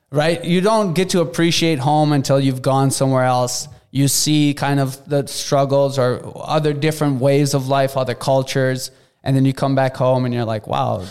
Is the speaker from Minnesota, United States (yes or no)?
yes; Minneapolis, Minnesota, United States; I grew up in Cedar Riverside